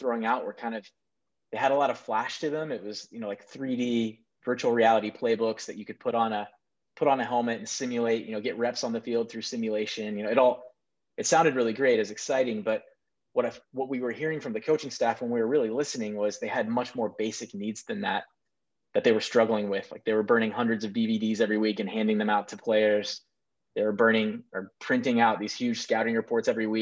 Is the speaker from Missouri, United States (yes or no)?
yes; Kansas City, Missouri, United States; moved away as an adult; also born or lived in Nebraska; I was born in Kansas City, Missouri, and then came up to Nebraska for college back in 2001.